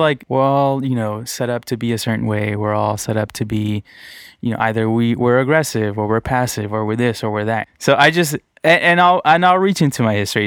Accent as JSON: {"language": "English", "town": "Redondo Beach", "region": "California", "country": "United States", "tie": "born or raised there", "also_born_or_lived": "Torrance / Downey", "said": "I grew up in Redondo Beach and then Torrance"}